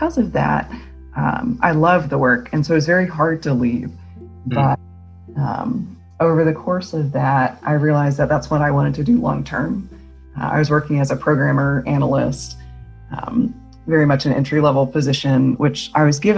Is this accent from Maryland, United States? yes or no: yes; Maryland, United States; moved away as an adult; also born or lived in North Carolina / Michigan; now in Clemson, United States; I'm from Maryland, so from the East Coast